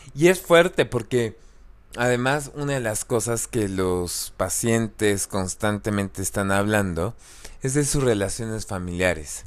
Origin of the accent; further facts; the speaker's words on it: Mexico; somos mexicanos de cierta religión